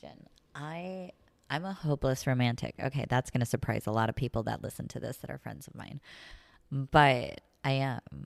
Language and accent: English; the middle of Missouri, United States; moved away as an adult; also born or lived in Saint Louis / California; now in La Jolla, United States; I grew up in the country